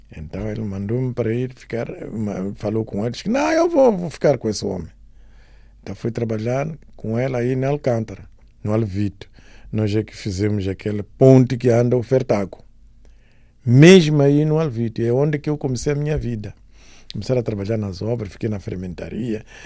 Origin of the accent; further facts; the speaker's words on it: Namaacha, Maputo, Mozambique; moved away; also born or lived in Beira; Eu nasci na Namancha, minha infância é lá